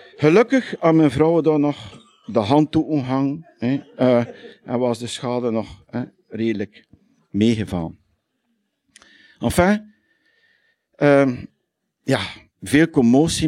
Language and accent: Dutch; Lichtervelde, Flanders, Belgium; accent: West Flemish (Lichtervelde); now in Hoegaarden, Belgium; het is in het puur West-Vlaams, in het lichterveld. Ja? Want er zijn vele soorten West-Vlaams. En ik doe dat omdat ik in Brabant woon